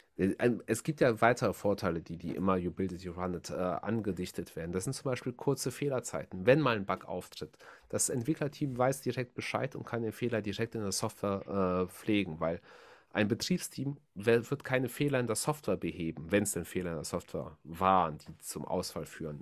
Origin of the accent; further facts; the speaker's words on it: Germany; Bei uns in Deutschland